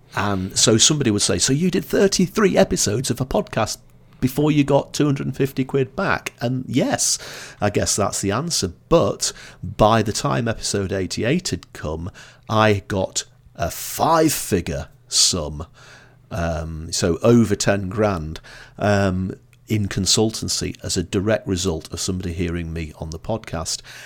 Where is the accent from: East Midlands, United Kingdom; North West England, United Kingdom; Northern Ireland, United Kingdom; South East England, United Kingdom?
North West England, United Kingdom; Blackpool; now in Edinburgh, United Kingdom; I'm originally from Blackpool